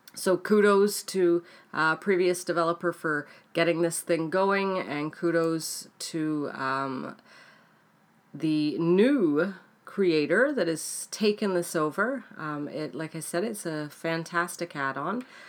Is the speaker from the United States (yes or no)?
no; Canada; also born or lived in United Kingdom; I am Canadian, um, born in the U K, but lived in Canada, um, all my life now, apart from six years that I lived in the U K